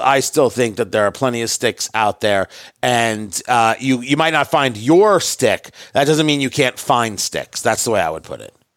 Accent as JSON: {"language": "English", "town": "New York City", "region": "New York", "country": "United States", "tie": "born or raised there", "also_born_or_lived": "Indianapolis", "moved": "yes", "said": "I was born in Brooklyn, right? Born in Brooklyn, New York."}